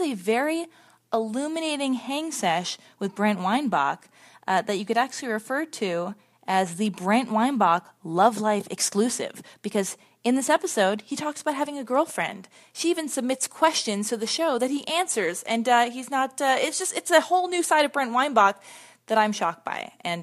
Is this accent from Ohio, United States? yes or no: no; Los Angeles, California, United States; we both were born and raised in Los Angeles